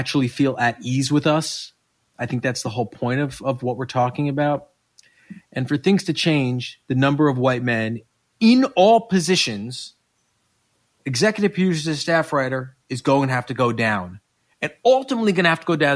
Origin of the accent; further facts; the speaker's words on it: Westchester, New York, United States; I grew up in Westchester